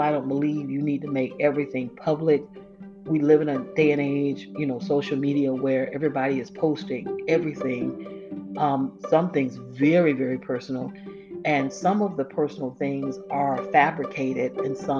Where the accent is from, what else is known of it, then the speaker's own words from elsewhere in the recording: Florida, United States; I'm from Florida